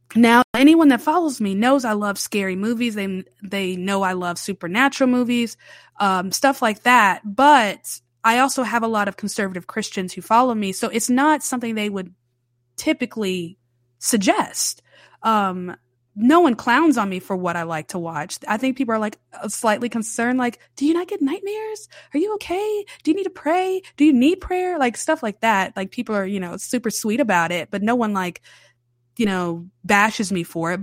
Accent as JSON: {"language": "English", "town": "Charlotte", "region": "North Carolina", "country": "United States", "tie": "born or raised there", "moved": "yes", "lives_now": "New Orleans, United States", "said": "I grew up in Charlotte, North Carolina"}